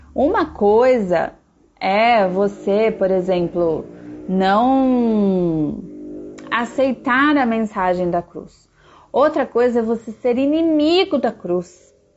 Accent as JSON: {"language": "Portuguese", "town": "Piracicaba", "region": "São Paulo", "country": "Brazil", "tie": "born or raised there", "said": "eu sou brasileira, então a minha cidadania é brasileira, né? Nasci numa cidade chamada Piracicaba, que está dentro do país chamado Brasil."}